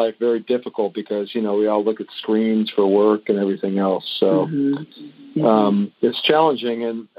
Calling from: Palm Springs, California, United States; I'm from Palm Springs, California.

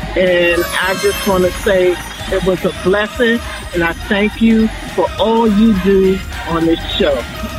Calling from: Laurel, Maryland, United States; I'm calling from Laurel, Maryland.

